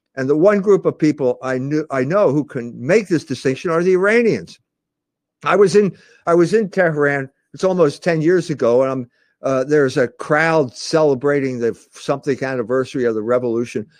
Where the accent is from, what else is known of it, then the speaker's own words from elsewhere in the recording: Philadelphia, Pennsylvania, United States; growing up in Philadelphia